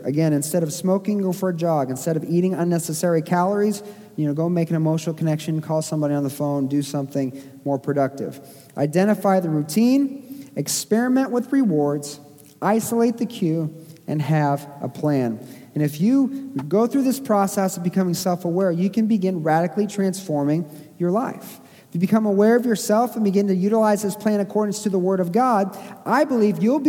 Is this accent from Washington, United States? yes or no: no; Springfield, Missouri, United States; I grew up in Springfield, Missouri